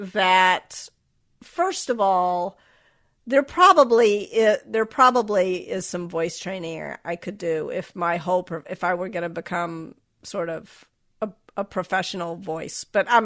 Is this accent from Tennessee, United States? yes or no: yes; Memphis, Tennessee, United States; accent: Southern; So I was raised in the South. I was raised in Memphis. And when I got to college, I got a lot of feedback, sort of explicit and implicit, that my Southern accent made me sound stupid.